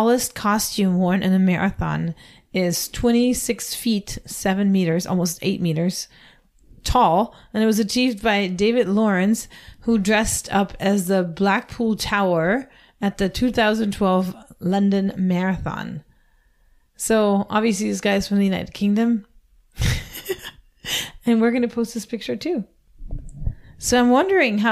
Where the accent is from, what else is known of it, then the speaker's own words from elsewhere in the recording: Germany; moved away; my home country, Germany